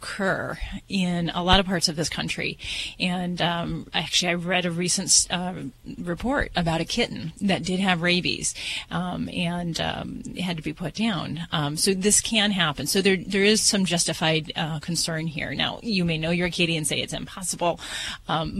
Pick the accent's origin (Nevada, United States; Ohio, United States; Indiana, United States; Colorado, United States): Nevada, United States; Las Vegas; I'm from Vegas